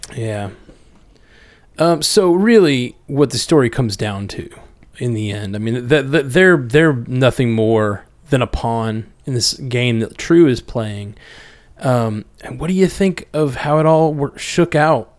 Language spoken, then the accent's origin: English; Alabama, United States; we're both from Alabama.